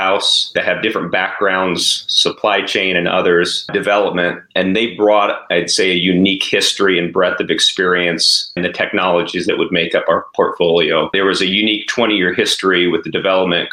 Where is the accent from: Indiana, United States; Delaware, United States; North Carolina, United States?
Indiana, United States; Jennings County, Southern; moved away as an adult; also born or lived in Twin Cities, Minnesota; I grew up in Southern Indiana, actually Jennings County is the area that I grew up